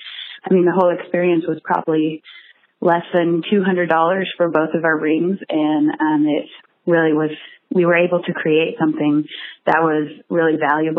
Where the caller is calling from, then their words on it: Portland, Oregon, United States; I'm from Portland, Oregon.